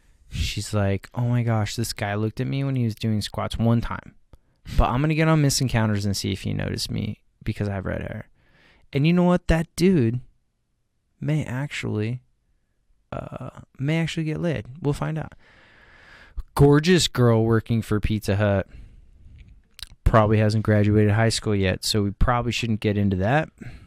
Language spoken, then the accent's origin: English; Vancouver, British Columbia, Canada; We are both from Vancouver.